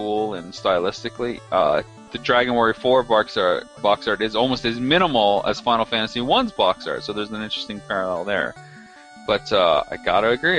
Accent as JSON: {"language": "English", "country": "Canada", "said": "I'm from Canada"}